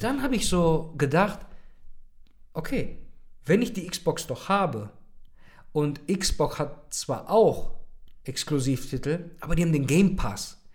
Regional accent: Germany; hier bei uns in Deutschland

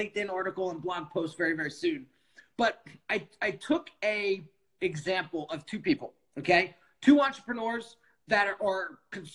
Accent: outside of New York City, United States; I grew up outside of New York City

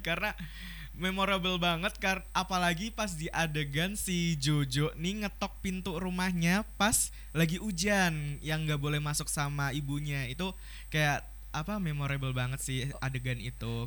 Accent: Batang, Central Java, Indonesia; Aku tuh dari Jawa Tengah ya, daerah Pantura gitu. Kalau nggak tahu tuh di daerah Batang

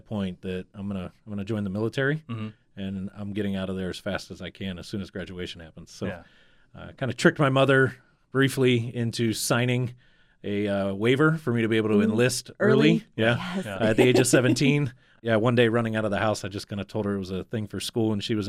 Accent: Ohio, United States; Born and raised in Northeast Ohio, very blue collar, very just kind of, you know, rough and tough kind of industry.

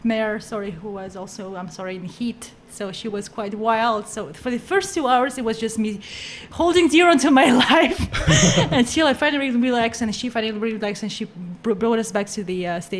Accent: Astana, Kazakhstan; moved away; my hometown was just a small hometown, you know, with small town mentality. But now that it's a capital

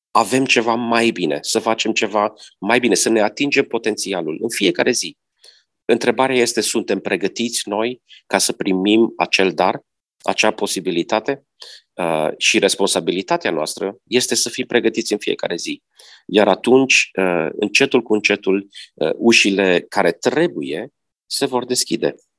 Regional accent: Romania; moved away; also born or lived in United States; m-am născut în România

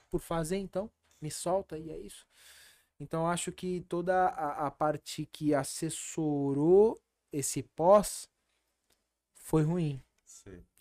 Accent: Brazil; Eu sou brasileiro. Sim. Eu moro no Brasil

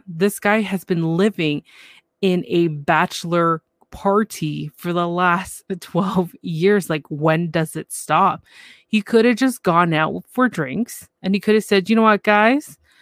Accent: Canada; I'm from Canada

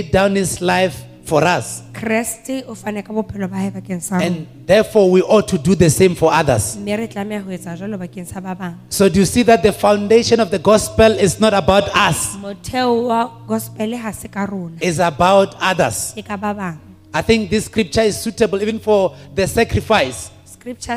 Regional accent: Venda, Limpopo, South Africa; moved away as an adult; now in Lesotho; I was born in Las Vendas, a place called Las Vendas in South Africa.

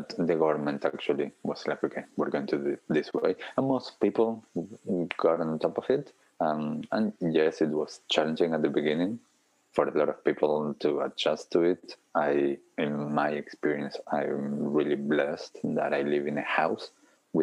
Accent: Argentina; now in Auckland, New Zealand; I'm originally from Argentina, and I have family in Argentina, family around Europe.

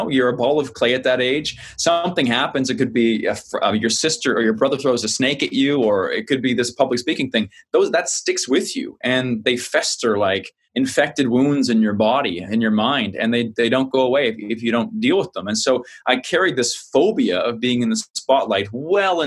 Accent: New Maryland, New Brunswick, Canada; moved away; I grew up on the East Coast of Canada, small town, New Maryland, outside of Fredericton, New Brunswick, Canada, far on the East Coast

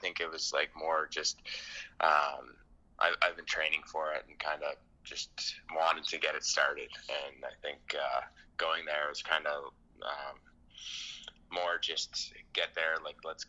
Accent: Windsor, Ontario, Canada; moved away as an adult; now in Finland; I played in Riverside, and I grew up, like, kind of by the mall, like, Walker Home Sites

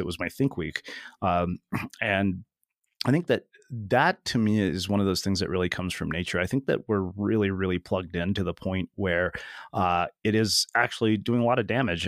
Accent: India; I'm Indian, man. We're frugal

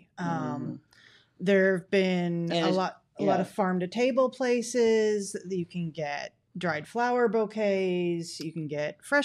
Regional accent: South Shore, Kentucky, United States; moved away as an adult; I grew up in South Shore literally knee deep in the river mud

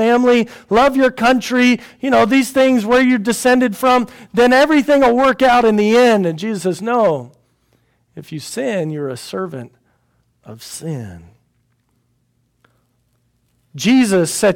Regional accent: United States; I'm an American

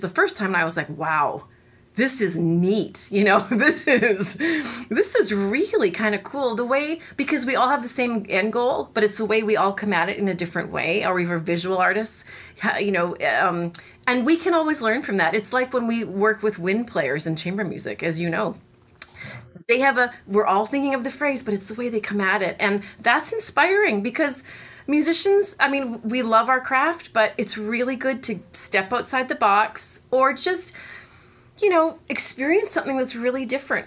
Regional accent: Winnipeg, Manitoba, Canada; moved away as an adult; now in Austin, United States; I'm originally from Canada, from the Great White North of Winnipeg, Manitoba

